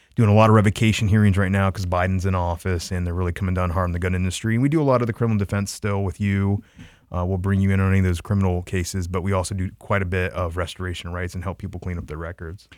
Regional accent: Troy, Ohio, United States; my hometown in Troy, Ohio

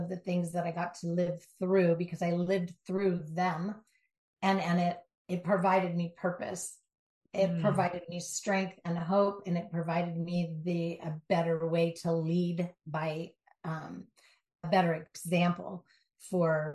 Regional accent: Southern California, United States; Born and raised in Southern California, driving the LA streets

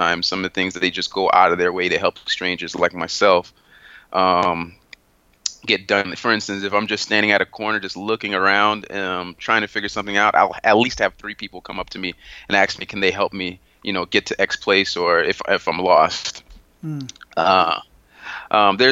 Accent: South Florida, United States; also born or lived in Haiti; I'm originally from Haiti. That's my heritage. I was raised in South Florida

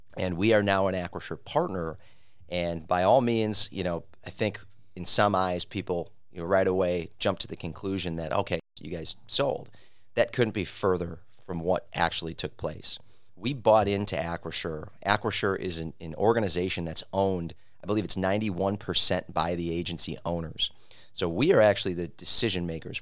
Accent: Milwaukee, Wisconsin, United States; having lived and growing up in the Mil-, downtown Milwaukee Third Ward

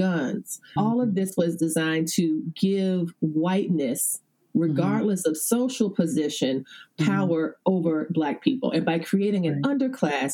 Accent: the American South, United States; I live in the South, I'm a Southerner

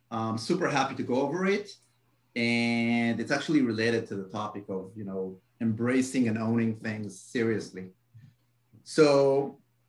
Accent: Israel; I am from Israel

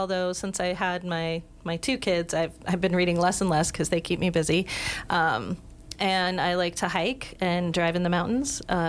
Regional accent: Broomfield, Colorado, United States; moved away as an adult; also born or lived in Littleton, Colorado; now in Wyoming, United States; I was born in the Denver area, just outside Denver in Littleton, and raised in the Broomfield, Westminster, sort of north suburb of Denver.

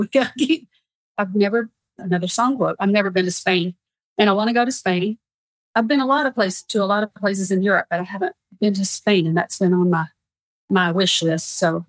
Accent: the South, United States; not growing up in the South. We're very familiar with Greece, but not the country, the kind you cook with.

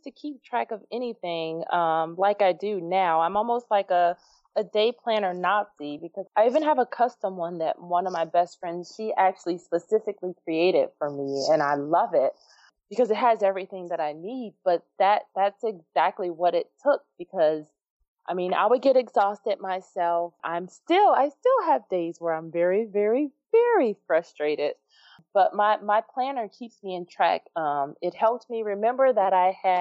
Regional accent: Chicago, Illinois, United States; my hometown of Chicago

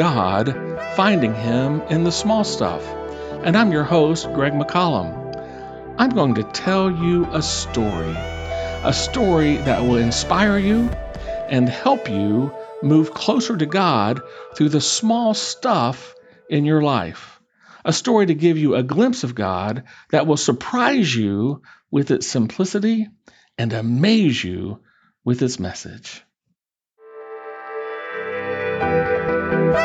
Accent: Charleston, West Virginia, United States; Growing up in Charleston, West Virginia, I hardly ever heard the word Lent at all

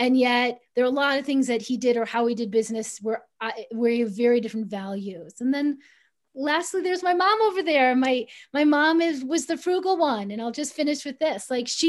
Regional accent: Chicago, Illinois, United States; I grew up middle class in Chicago

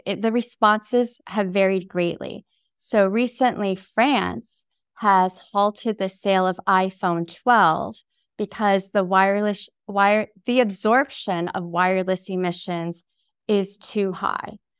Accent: upstate New York, United States; also born or lived in Taipei, Taiwan; we moved to upstate New York when I was nine months old

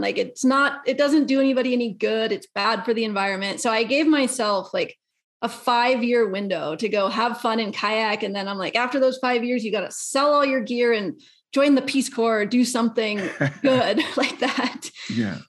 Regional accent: Colorado, United States; I'm from Colorado

